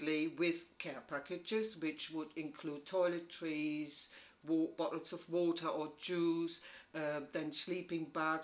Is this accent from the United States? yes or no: no; Germany; moved away as an adult; now in United Kingdom; I'm from Germany, but met my husband in Germany